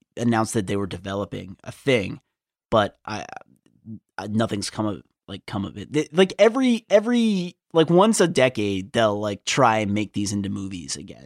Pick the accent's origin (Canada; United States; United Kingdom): United States; I am an American